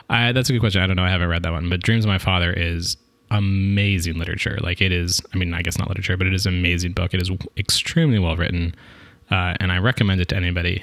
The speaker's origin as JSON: {"language": "English", "town": "Seattle", "region": "Washington", "country": "United States", "said": "I'm from Seattle"}